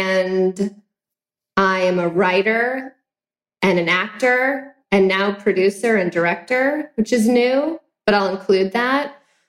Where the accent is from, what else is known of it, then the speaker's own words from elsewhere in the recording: Arcadia, California, United States; born there; also born or lived in Claremont / Temecula; I was born in Arcadia, lived in Claremont, which is like as far east as you can go before you're in the Inland Empire. And then I lived in Temecula